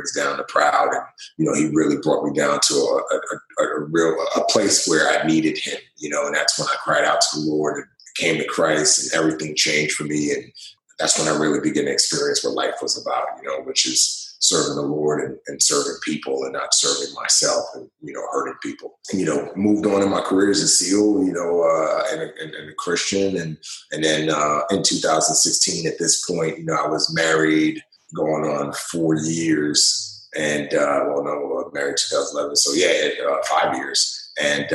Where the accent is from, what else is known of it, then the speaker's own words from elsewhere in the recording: New York City, New York, United States; moved away as an adult; also born or lived in Nigeria; being born in Nigeria and riches and wealth and then losing everything. My father dying and moving to New York City and growing up in the Bronx